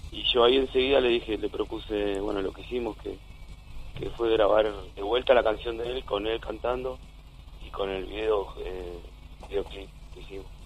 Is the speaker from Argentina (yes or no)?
yes; Quilmes, Buenos Aires Province, Argentina; soy de Quilmes, eh, vivo en un barrio casi media baja, así que toda mi vida este, caminando por la vereda se suena la cumbia